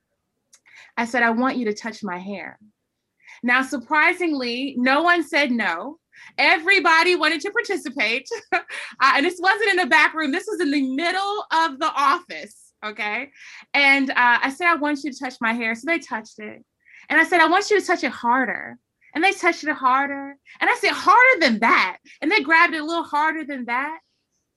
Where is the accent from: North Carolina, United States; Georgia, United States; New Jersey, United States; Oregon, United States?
North Carolina, United States; growing up in the South, growing up in North Carolina